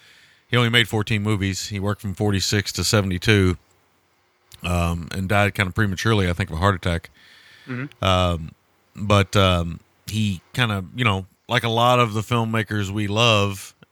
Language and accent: English; United States; As Americans, the French language has always been difficult for us.